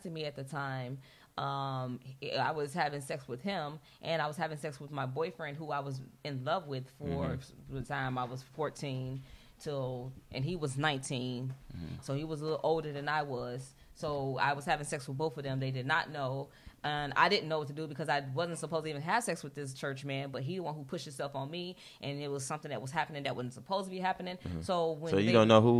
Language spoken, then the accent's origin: English; Chicago, Illinois, United States; I'm from Chicago